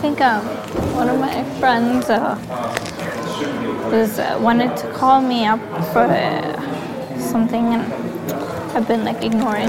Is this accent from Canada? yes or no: no; Pakistan; moved away; I might have to go back to my home country.